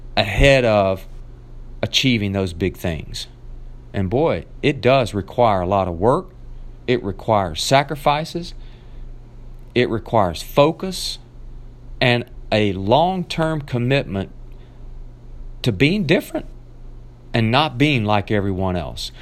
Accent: Nashville, Tennessee, United States; moved away; made my way back down to my hometown of Nashville, Tennessee, where I got to see my family

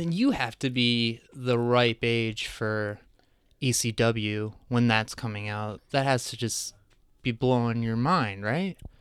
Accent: Crystal Lake, Illinois, United States; also born or lived in New Jersey; lived in Crystal Lake.

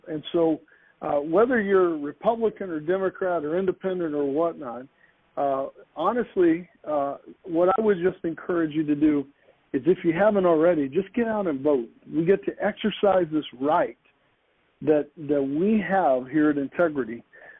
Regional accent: United States; we get to have a say as Americans in this important time in our country's history.

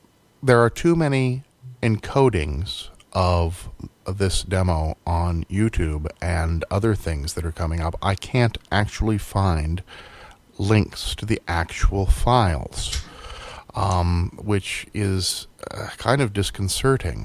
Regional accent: United States; I'm an American

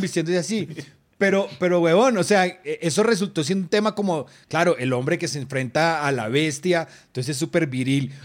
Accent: Manizales, Caldas, Colombia; yo crecí en Manizales, una ciudad de una cultura taurina que desde niño a uno lo llevaban a los toros

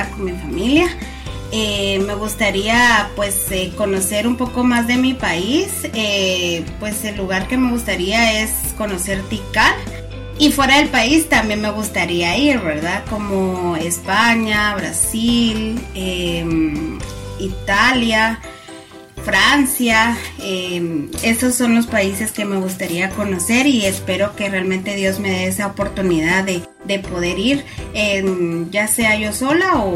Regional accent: Guatemala; soy de Guatemala.

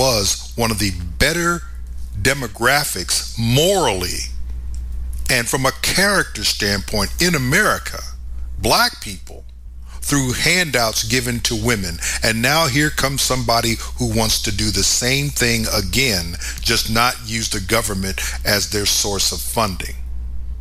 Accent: United States; I'm an American.

